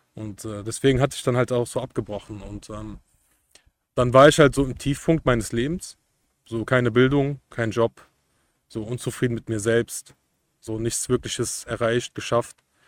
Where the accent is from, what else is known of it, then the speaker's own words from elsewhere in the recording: Cologne area, North Rhine-Westphalia, Germany; Ich komme aus Umgebung Köln